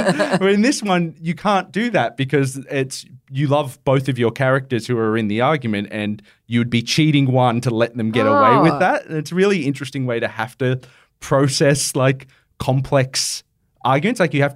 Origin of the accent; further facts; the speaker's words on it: Penrith, New South Wales, Australia; I grew up in Penrith.